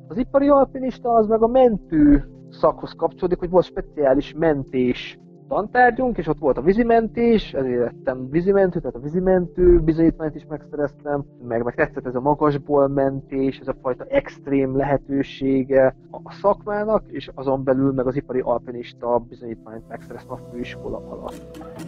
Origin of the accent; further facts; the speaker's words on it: Mezőkövesd, Borsod-Abaúj-Zemplén, Hungary; moved away as an adult; now in Vienna, Austria; én mezőkövesten születtem, az a Matyúság, a Matyú földnek az egyik városa